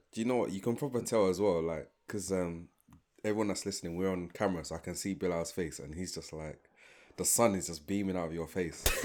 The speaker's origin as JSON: {"language": "English", "region": "London", "country": "United Kingdom", "said": "I'm from London. Like, I feel like I'm a, I'm a black Londoner first"}